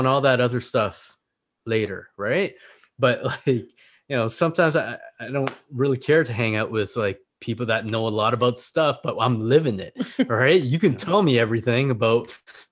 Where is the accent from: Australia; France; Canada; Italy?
Canada; Brampton, Ontario; English is a second language; now in Niagara, Canada; growing up in Brampton